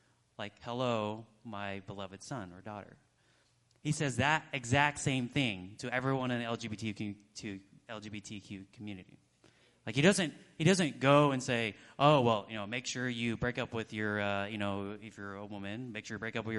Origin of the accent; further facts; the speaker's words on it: Texas, United States; I'm a Texan